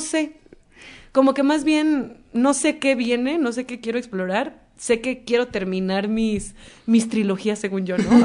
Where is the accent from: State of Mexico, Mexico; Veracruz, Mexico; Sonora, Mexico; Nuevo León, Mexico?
Veracruz, Mexico; el tema del mar para mí es eh, mi origen, porque soy de Veracruz